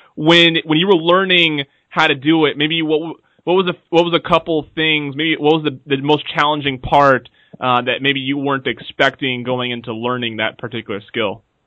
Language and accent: English; the Northwest, Pacific Northwest, United States; I am from the Northwest